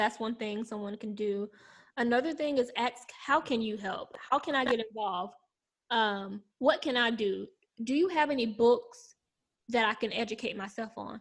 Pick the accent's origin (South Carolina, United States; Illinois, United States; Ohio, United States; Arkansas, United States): South Carolina, United States; I'm from South Carolina